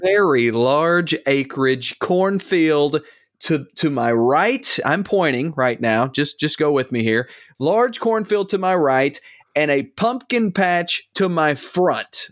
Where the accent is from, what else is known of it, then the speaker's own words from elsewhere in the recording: the South, United States; born and raised in the South